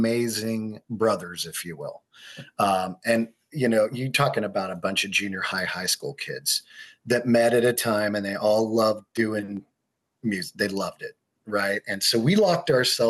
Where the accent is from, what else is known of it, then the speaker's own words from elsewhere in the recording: Colorado, United States; I grew up in Colorado for the most part